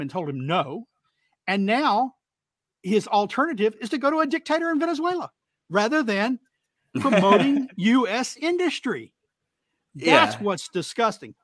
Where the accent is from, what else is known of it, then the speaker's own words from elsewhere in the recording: United States; I'm an American